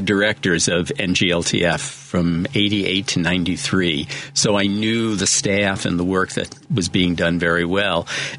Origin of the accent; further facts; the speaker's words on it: New York City, New York, United States; moved away as an adult; now in Chicago, United States; I was born in the Bronx, raised in the Bronx, an Italian family. I then went to college and graduate school in New York City as well. I stayed there at Columbia.